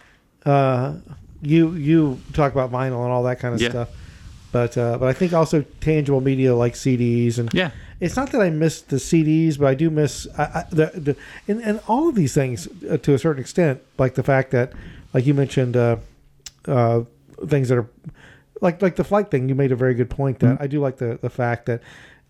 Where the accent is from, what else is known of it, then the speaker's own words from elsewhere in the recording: Atlanta, Georgia, United States; we had Turtles records and tapes where I grew up in Atlanta.